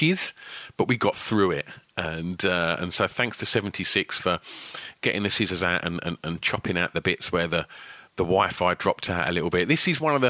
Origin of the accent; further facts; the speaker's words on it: Basildon, East of England, United Kingdom; moved away; I was from Basildon